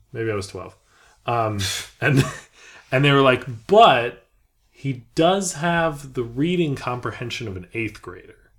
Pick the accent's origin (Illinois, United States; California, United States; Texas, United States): California, United States; Beverly Hills; moved away; I was from Beverly Hills